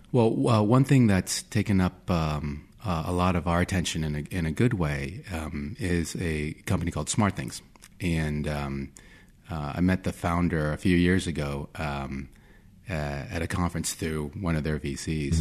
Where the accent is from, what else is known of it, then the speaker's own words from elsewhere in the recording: Virginia Beach, Virginia, United States; I grew up in Virginia Beach, Virginia, where there's a lot of military